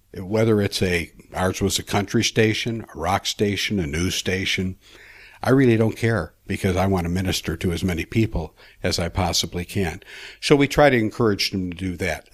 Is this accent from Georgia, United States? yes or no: no; Chicago, Illinois, United States; I was born in Chicago, Illinois, nineteen forty-nine. Uh, unsafe family. We lived in the, uh, poor part of Chicago, in the ghettos